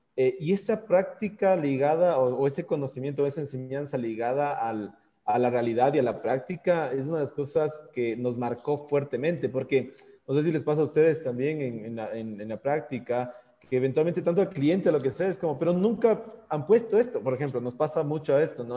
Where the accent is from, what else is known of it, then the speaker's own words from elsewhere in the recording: Quito, Pichincha, Ecuador; aquí en el Ecuador nosotros decimos, o bueno, al menos en Quito, en donde tenemos una, teóricamente una primavera eterna